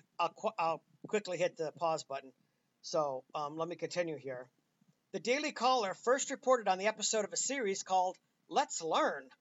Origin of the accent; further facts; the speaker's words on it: United States; I'm an American